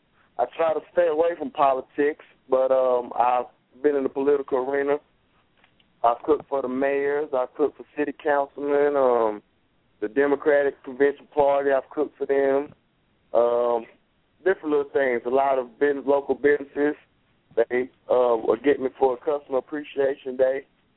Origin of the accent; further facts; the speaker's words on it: Lexington, North Carolina, United States; also born or lived in Atlanta; when I go back to my hometown, North Carolina